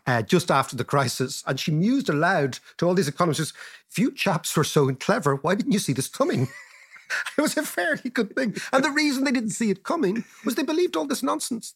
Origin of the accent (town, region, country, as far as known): Ireland